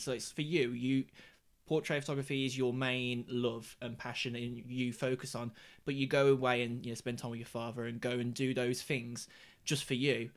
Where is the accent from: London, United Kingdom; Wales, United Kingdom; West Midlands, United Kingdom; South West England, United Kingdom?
West Midlands, United Kingdom; Black Country; the seat that I'm born and bred in and I would like to stay